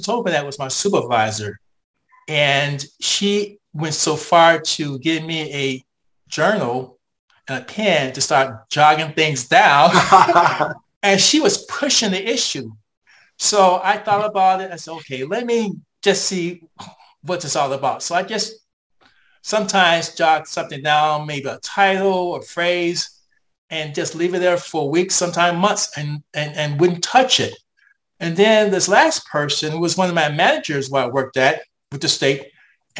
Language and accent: English; United States; as an American